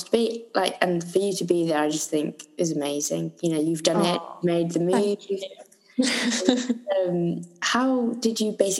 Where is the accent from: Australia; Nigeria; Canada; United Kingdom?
United Kingdom; Midlands; moved away; where we're from, everyone sounds like us.